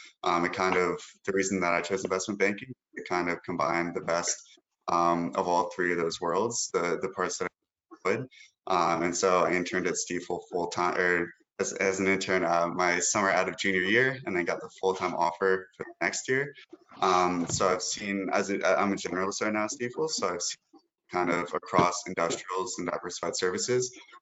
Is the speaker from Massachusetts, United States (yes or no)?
no; Bethesda, Maryland, United States; I'm originally from Bethesda, right outside DC.